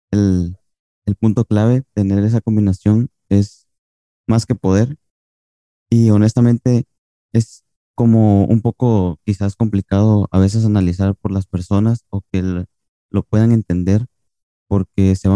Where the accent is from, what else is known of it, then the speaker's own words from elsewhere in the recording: Cancún, Quintana Roo, Mexico; Perdón, soy de Cancún, no me había presentado.